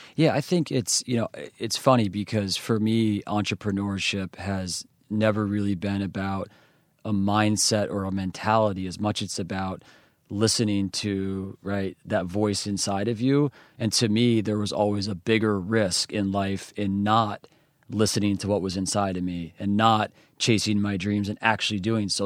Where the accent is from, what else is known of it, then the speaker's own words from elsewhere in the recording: western New York, United States; I grew up in a small country town. It's not even a town, it's actually called a hamlet